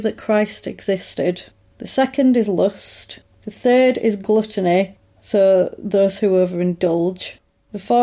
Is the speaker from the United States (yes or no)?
no; England, United Kingdom; I'm English.